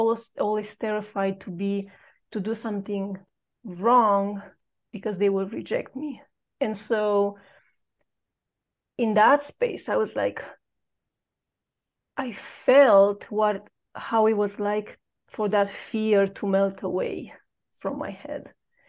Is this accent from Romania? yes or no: yes; Romania; moved away as an adult; I've known that I don't belong where I was educated or where I grew up in Romania.